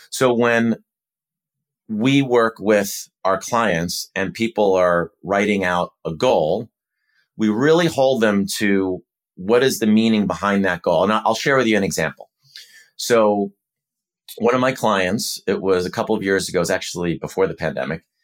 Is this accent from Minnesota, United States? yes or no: yes; Minnesota, United States; Well, um, I love, I grew up in Minnesota and I think it would be a celebration of the city and the area more broadly.